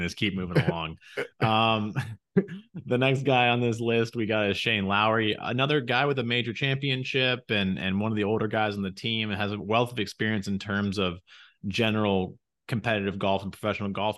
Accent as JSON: {"language": "English", "country": "United States", "said": "we're both American"}